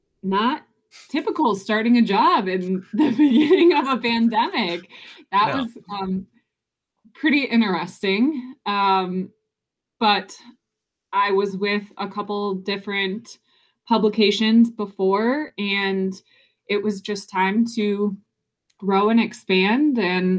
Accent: Detroit, Michigan, United States; born or raised there

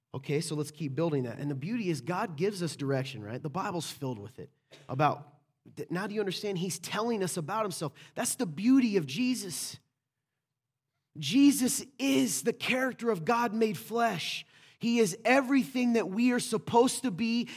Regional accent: the South, United States; I'm from the South

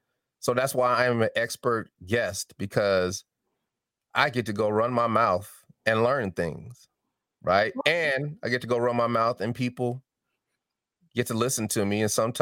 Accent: Denver, Colorado, United States; accent: Southern; I've had to take classes for diction and articulation because I had a little Southern draw, but I'm from Denver.

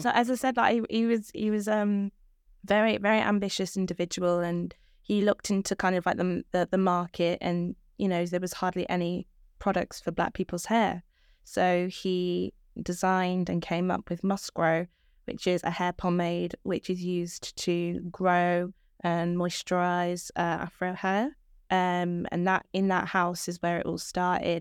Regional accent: Birmingham, West Midlands, United Kingdom; I'm twenty, and I was born in Birmingham.

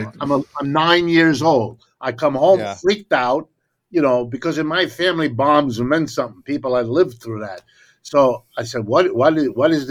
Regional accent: Ohio, United States; first language German; English is a second language; also born or lived in Connecticut / Massachusetts / New York; I was born in Ohio. I've lived here all my life

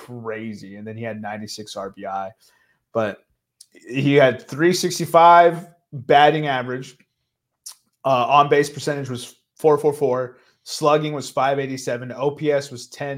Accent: Texas, United States; being from Texas

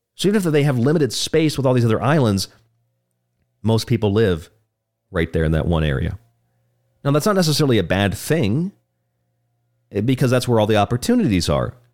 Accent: Florida, United States; now in Arizona, United States; I'm American. I'm from Florida. I live in Arizona

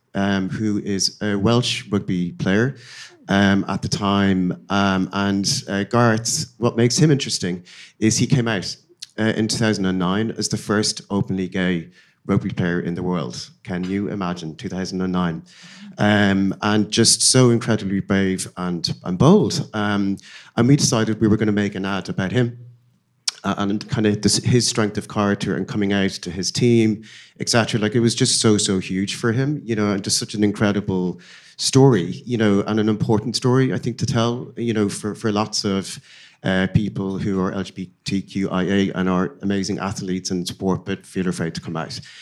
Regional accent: Dublin, Leinster, Ireland; moved away as an adult; my hometown is Dublin

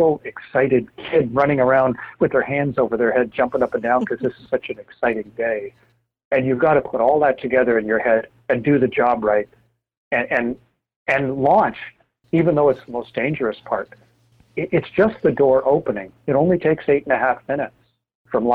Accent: Canada; having served as a NASA astronaut for 21 years as a Canadian

